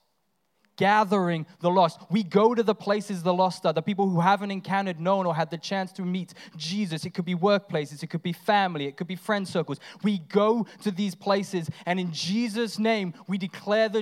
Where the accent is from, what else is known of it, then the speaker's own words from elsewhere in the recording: England, United Kingdom; now in Australia; I'm English